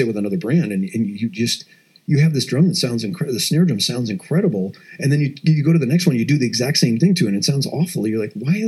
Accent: Madison, Wisconsin, United States; moved away; I grew up just outside of Madison, Wisconsin

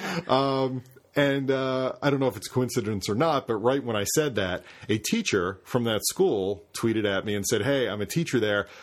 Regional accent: Carroll County, Pennsylvania, United States; I grew up in Carroll County.

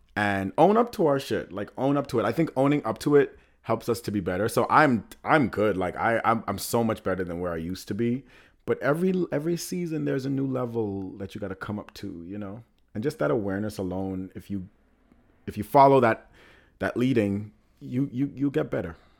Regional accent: Nassau, Bahamas; moved away as an adult; now in New York, United States; I was born and raised in the Bahamas

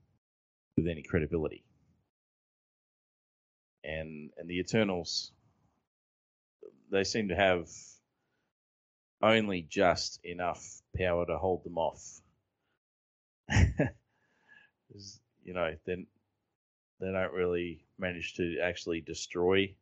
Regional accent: Australia; as an Australian

